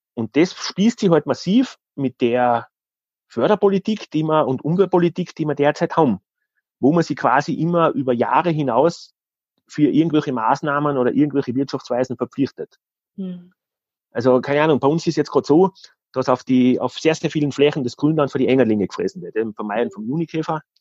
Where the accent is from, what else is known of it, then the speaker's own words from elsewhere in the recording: Styria, Austria; bei uns in der Steiermark ist, in der Nähe von Graz